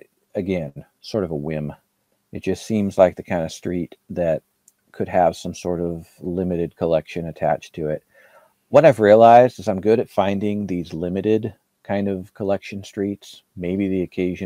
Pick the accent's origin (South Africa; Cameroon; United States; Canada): United States; West Coast; I'm from the West Coast, and where I come from, street numbers mean something.